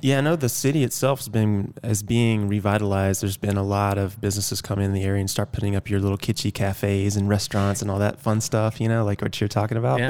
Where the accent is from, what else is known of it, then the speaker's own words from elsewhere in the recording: Athens, Georgia, United States; moved away; I grew up in Athens, Georgia, which is a beautiful college town